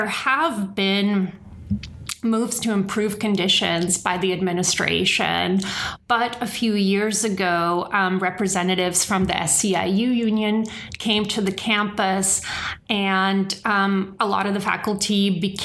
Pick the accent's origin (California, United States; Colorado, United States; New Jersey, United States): California, United States; the Bay Area; I'm from the Bay Area. This is very much my home